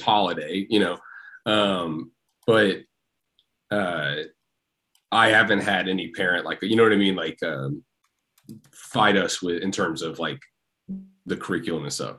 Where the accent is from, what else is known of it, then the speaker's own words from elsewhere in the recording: Tennessee, United States; I'm from Tennessee